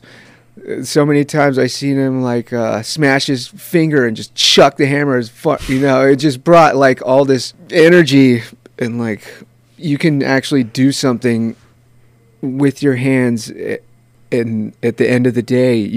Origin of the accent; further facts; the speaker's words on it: Santa Rosa, California, United States; I was born in Santa Rosa